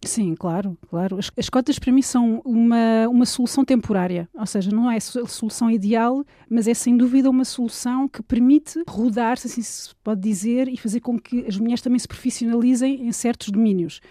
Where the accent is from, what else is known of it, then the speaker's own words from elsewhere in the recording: Lisbon, Portugal; moved away as an adult; now in France; nasci em Portugal e o meu pai era cabo-verdiano